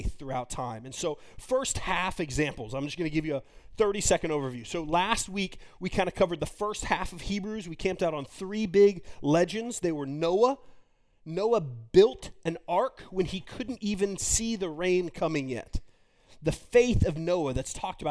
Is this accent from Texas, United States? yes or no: yes; Texas, United States; me being from Texas